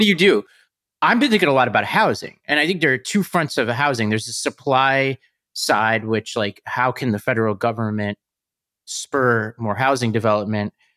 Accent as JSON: {"language": "English", "town": "New York City", "region": "New York", "country": "United States", "said": "I come from Staten Island"}